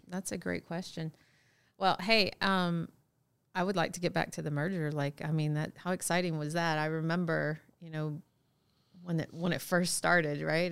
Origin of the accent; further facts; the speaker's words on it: Texas, United States; moved away; I'm from Texas, and Texas, we're huggers